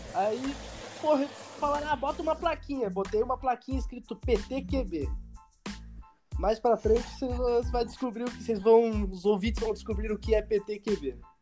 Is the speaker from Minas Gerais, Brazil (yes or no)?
no; Curitiba, Paraná, Brazil; sou de Curitiba, Paraná